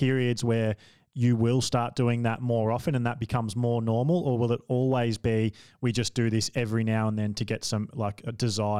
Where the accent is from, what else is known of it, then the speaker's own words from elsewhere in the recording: Australia; as an Australian